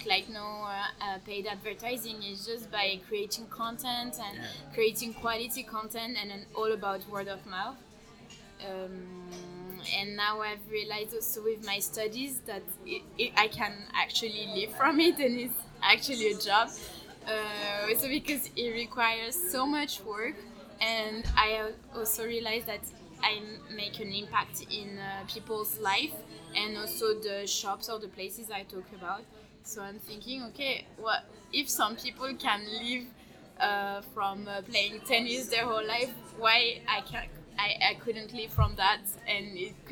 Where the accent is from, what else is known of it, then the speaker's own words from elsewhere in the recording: Geneva, Switzerland; English is a second language; came back to my hometown, and I realized that I barely know Geneva